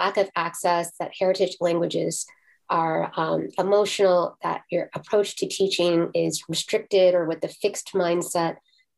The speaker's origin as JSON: {"language": "English", "town": "Brooklyn", "region": "New York", "country": "United States", "tie": "born there", "said": "I was born in Brooklyn, New York."}